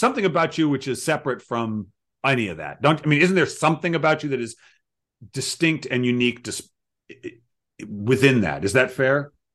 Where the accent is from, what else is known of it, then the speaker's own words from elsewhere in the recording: Providence, Rhode Island, United States; I grew up in Providence